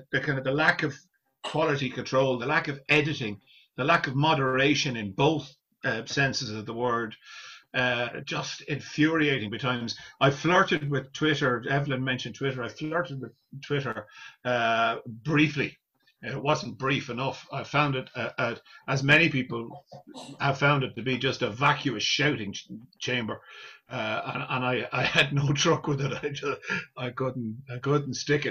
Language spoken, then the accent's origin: English; Ireland; as Irish people